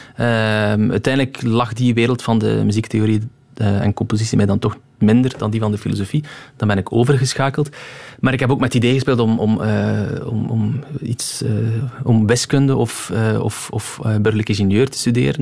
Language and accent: Dutch; Roeselare, Flanders, Belgium; also born or lived in Moorslede; ik ben geboren in Moorsleden. Eh, maar ik heb mijn, ja, mijn, het grootste deel van mijn, eh, van mijn jeugd doorgebracht in um, in Roeselaar